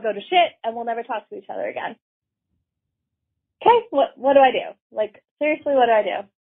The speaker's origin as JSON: {"language": "English", "country": "Canada", "said": "I'm from Canada."}